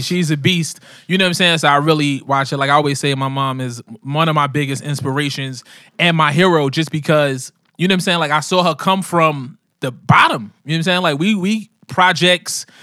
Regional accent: New York City, New York, United States; also born or lived in Harlem; I'm a New Yorker, man. I'm a, I'm a hip hop guy um, raised in New York City in them crazy 80s

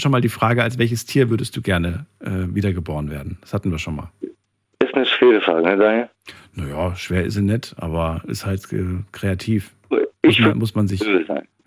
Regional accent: Dortmund, North Rhine-Westphalia, Germany; Aus Dortmund.

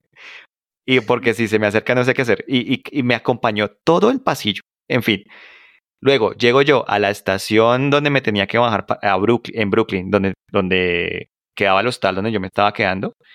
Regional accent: Colombia; yo soy el latino que acaba de llegar con una maleta de Colombia

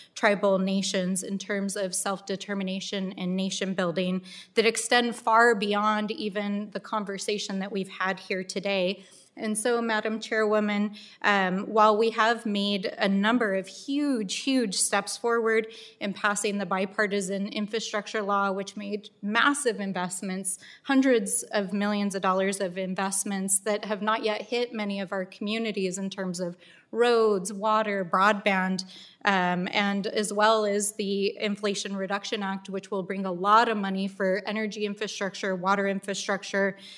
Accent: Albuquerque, New Mexico, United States; Albuquerque, which is my hometown

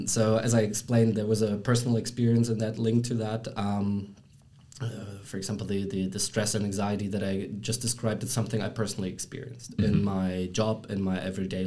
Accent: Germany; moved away as an adult; now in Brussels, Belgium; I'm born and raised in Germany

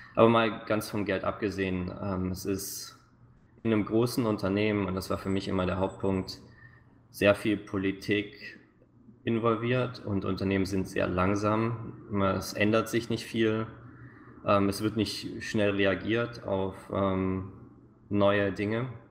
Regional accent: near Stuttgart, Baden-Württemberg, Germany; moved away as an adult; now in Vancouver, Canada; ich bin äh, Schwabe, ähm, aufgewachsen in der Nähe von Stuttgart

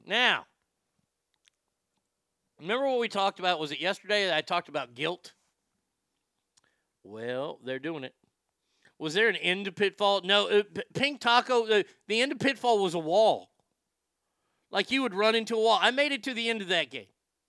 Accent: San Jose, California, United States; Growing up in San Jose, there are a lot of nerds.

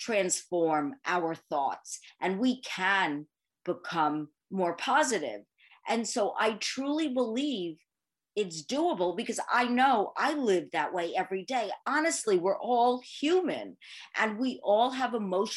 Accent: New York City, New York, United States; So I am born and bred in Manhattan, the Big Apple

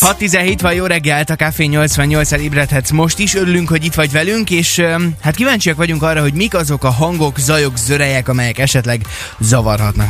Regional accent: Kecskemét, Bács-Kiskun, Hungary; now in Szeged, Hungary; én úgy nőttem föl gyerekkoromban, hogy ahol mi laktunk Kecskeméten

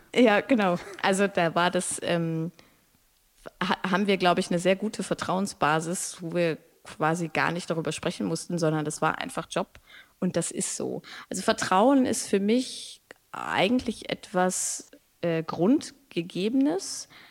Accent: Braunschweig, Lower Saxony, Germany; now in Hannover, Germany; ich bin in Braunschweig aufgewachsen, in Hannover geboren

